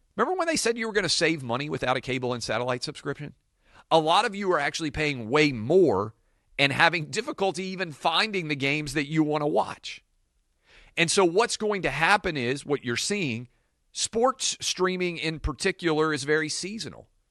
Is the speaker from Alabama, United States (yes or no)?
no; Tennessee, United States; Tennessee, my hometown.